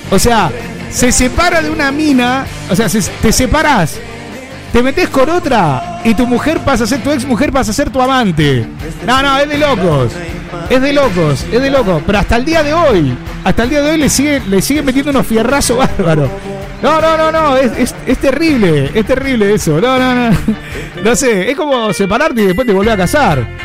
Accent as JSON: {"language": "Spanish", "town": "Mar del Plata", "region": "Buenos Aires Province", "country": "Argentina", "said": "Soy argentino de Mar del Plata y le quiero mandar saludos a todos los marplatenses."}